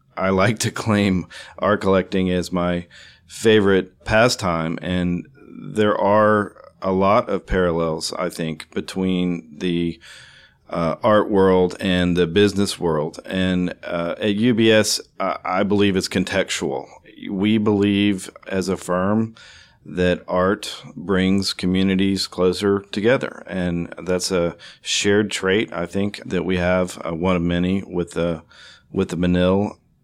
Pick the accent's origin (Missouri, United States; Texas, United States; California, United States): Texas, United States; Houston; the arts community that you know shares uh, my hometown